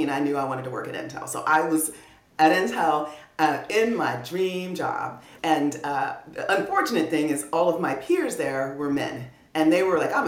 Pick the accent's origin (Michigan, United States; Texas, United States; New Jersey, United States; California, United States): Texas, United States; Clear Lake; moved away as an adult; I'm from Clear Lake, and that's actually where Johnson Space Center, NASA is